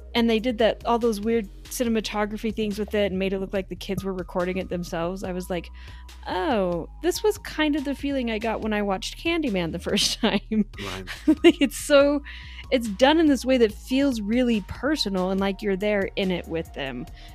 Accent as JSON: {"language": "English", "region": "the South", "country": "United States", "tie": "born or raised there", "also_born_or_lived": "Utah", "moved": "yes", "said": "growing up in the South"}